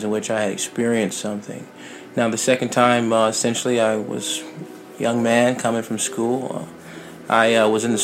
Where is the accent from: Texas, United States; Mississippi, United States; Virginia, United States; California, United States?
Virginia, United States; Norfolk; I'm just a young man from Virginia, born and raised in Norfolk